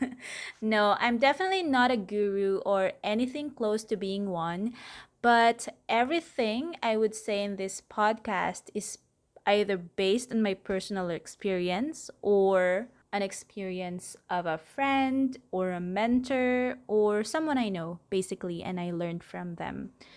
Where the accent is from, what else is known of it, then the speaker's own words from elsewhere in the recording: Manila, Metro Manila, Philippines; I'm from Manila, Philippines.